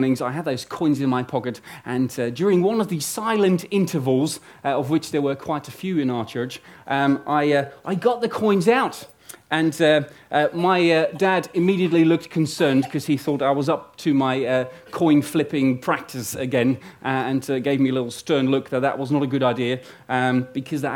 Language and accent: English; Netherlands; moved away; I'm originally from Holland